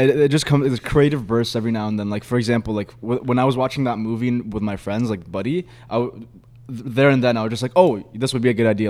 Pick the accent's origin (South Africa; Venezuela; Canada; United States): Canada; Milton, Ontario; also born or lived in Egypt; I'm from Milton. It's a very small like town